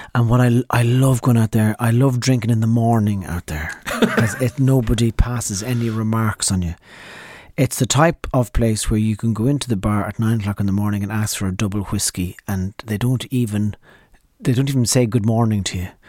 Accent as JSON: {"language": "English", "area": "Donegal", "region": "Ulster", "country": "Ireland", "tie": "born or raised there", "said": "I was born right up in the north of Ireland, uh, a place called Donegal"}